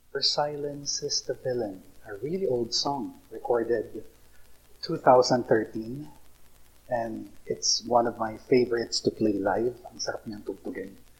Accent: Iriga, Bicol Region, Philippines; also born or lived in Naga / Manila; now in Legazpi City, Philippines; we're from Iriga. We grew up in Iriga.

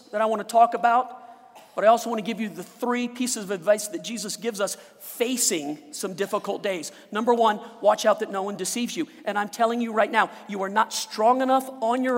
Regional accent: Louisiana, United States; now in Colorado, United States; I was born in Louisiana, right by the Gulf, where they get hurricanes

